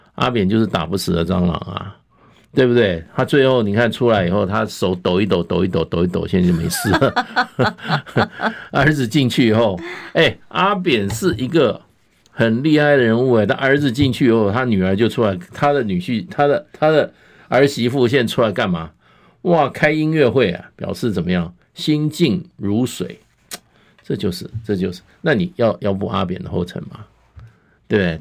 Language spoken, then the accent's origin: Chinese; Taiwan; 我们台湾